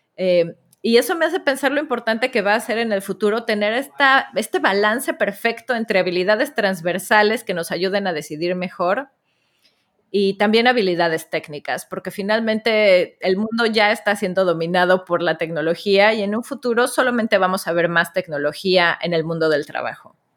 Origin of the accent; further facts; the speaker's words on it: Mexico; como notarán por mi voz, soy de la tierra del Chavo del Ocho